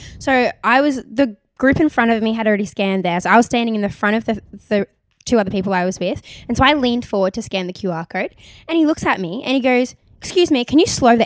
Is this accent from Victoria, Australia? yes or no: no; Gold Coast, Queensland, Australia; now in New South Wales, Australia; I'm originally from the Gold Coast